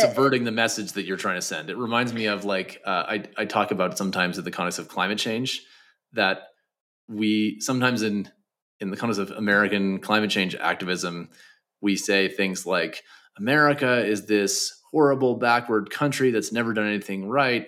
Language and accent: English; Canada; I'm from Canada